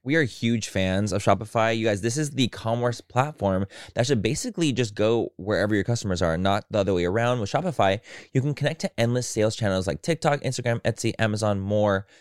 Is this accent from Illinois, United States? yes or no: no; San Diego, California, United States; I grew up in San Diego.